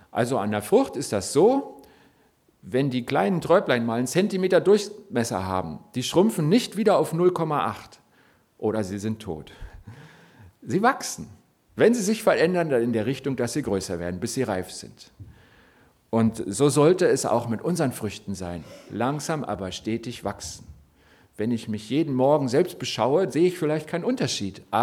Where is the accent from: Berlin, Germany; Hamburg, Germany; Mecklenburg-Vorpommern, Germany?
Berlin, Germany; born there; ihr dürft jetzt gerne mir erzählen, ich bin zugereist, geboren in Berlin.